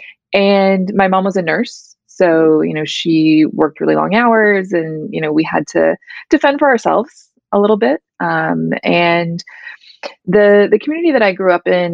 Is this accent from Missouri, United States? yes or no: yes; small town outside St. Louis, Missouri, United States; I grew up in a small town about 15, 20 minutes outside of St. Louis, Missouri